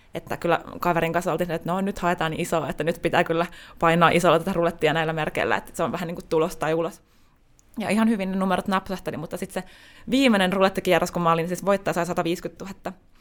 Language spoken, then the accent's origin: Finnish; Tampere, Pirkanmaa, Finland; moved away as an adult; also born or lived in Espoo; now in Helsinki, Finland; olen syntynyt Tampereella ja koen vieläkin olevani tamperelainen